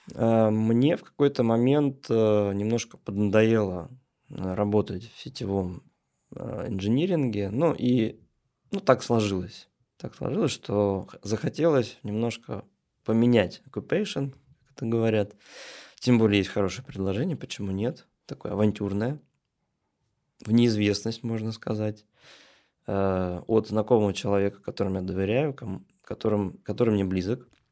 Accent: Troitsk, Moscow, Russia; Я, можно сказать, коренной москвич. Ну, жил я изначально Московской области, а сейчас это уже, а, можно сказать, географический центр Москвы. Это Троицк

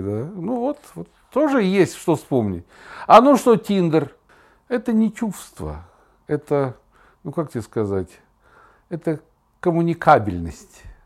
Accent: Kazan, Tatarstan, Russia; moved away as an adult; Я был журналист из Казани.

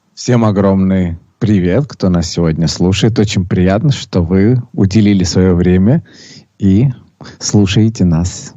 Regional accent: Sochi, Krasnodar Krai, Russia; родился я в городе э, Сочи

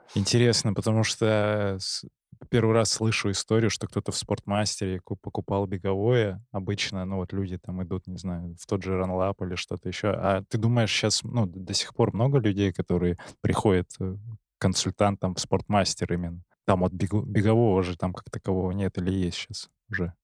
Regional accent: Barnaul, Altai Krai, Russia; я сам из Барнаула

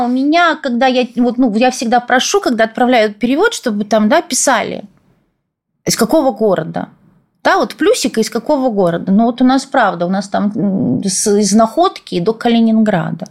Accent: Odesa, Odesa Oblast, Ukraine; moved away as an adult; я тоже родилась в Одессе

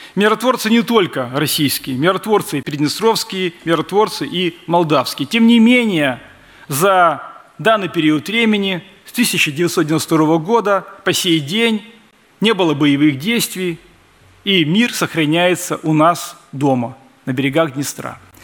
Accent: Transnistria, Moldova

